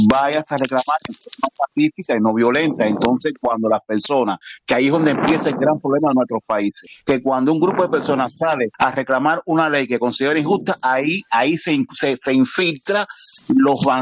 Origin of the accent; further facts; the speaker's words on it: Cuba; yo soy cubano